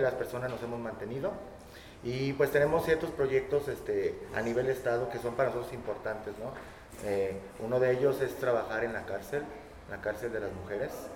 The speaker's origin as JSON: {"language": "Spanish", "town": "Zamora", "region": "Michoacán", "country": "Mexico", "moved": "as an adult", "lives_now": "Colima, Mexico", "said": "soy de Michoacán, soy zamorano."}